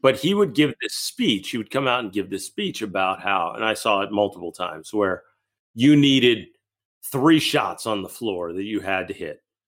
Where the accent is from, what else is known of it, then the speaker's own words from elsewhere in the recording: Massachusetts, United States; moved away; also born or lived in Pennsylvania; I grew up in Massachusetts, but ended up living in Pennsylvania